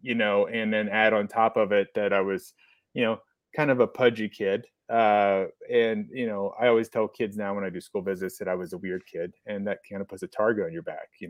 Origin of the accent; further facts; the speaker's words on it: Mount Vernon, Ohio, United States; I grew up in Central Ohio. Mount Vernon was where I was born. And then I graduated from Frederictown High School